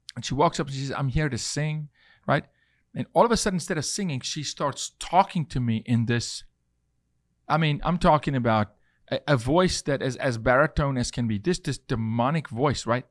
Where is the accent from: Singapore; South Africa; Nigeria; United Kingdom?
South Africa; now in United States; as a South African